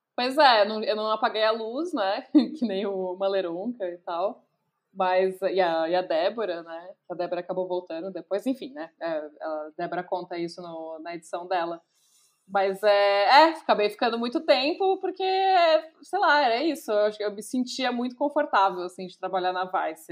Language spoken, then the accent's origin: Portuguese; São Paulo, Brazil; eu sou nascida e criada em São Paulo, especificamente em Santa Amaro.